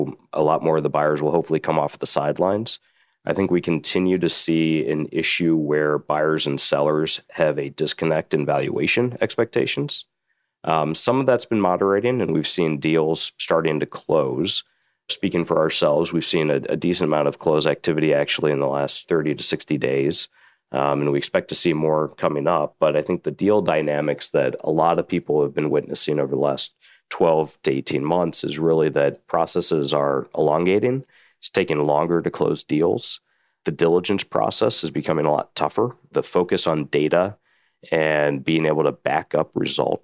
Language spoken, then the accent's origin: English; Indiana, United States; also born or lived in New York City; now in Chicago, United States; I'm from the Midwest, a Midwestern guy, born and raised in Indiana, been in Chicago now for about 5 or 6 years practicing M&A